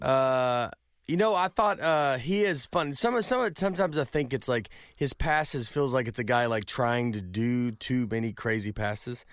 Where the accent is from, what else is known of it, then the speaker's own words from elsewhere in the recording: Nashville, Tennessee, United States; we grew up, we grew up in Vandy